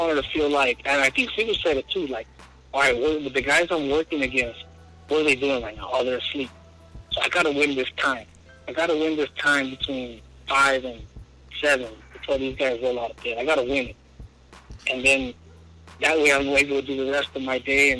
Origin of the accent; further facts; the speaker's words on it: Bell, California, United States; I grew up in Bell. I played at Bell.